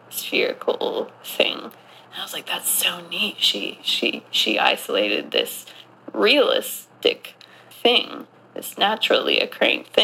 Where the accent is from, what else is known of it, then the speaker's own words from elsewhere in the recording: Southwest, United States; Oh God! I grew up